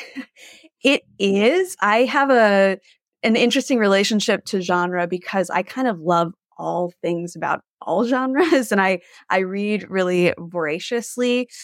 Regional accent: Gulf Coast of Texas, United States; moved away; I grew up on the Gulf Coast of Texas

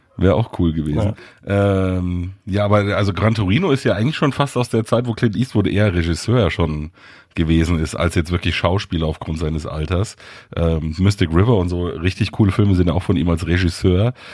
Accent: Munich, Bavaria, Germany; Ich bin in München aufgewachsen

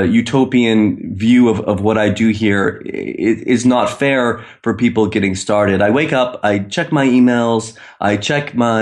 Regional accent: Maine, United States; now in Istanbul, Turkey; I'm from Maine, but I'm in Istanbul. So I'm 7 hours ahead of the East Coast.

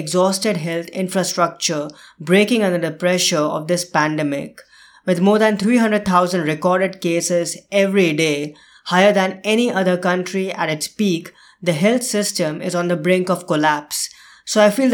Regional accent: India; India, my home country

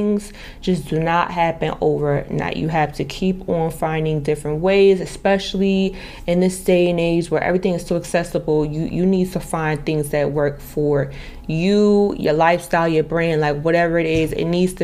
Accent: New Jersey, United States; moved away as an adult; also born or lived in Dallas, Texas / Miami / Boca Raton / Las Vegas; I'm from New Jersey, I left at the age of 19, 20

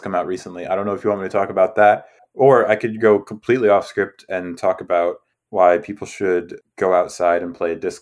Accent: United States; I'm an American

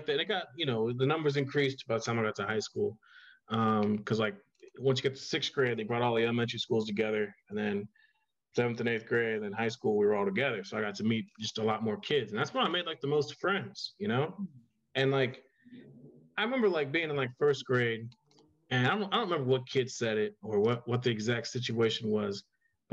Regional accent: Miamisburg, Ohio, United States; I always tell everyone I'm from Dayton, Ohio, but I'm actually from Miamisburg, Ohio, which is right outside of Dayton

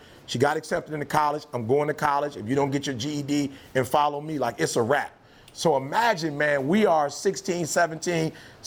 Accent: Detroit, Michigan, United States; also born or lived in Alabama; I'm from Detroit

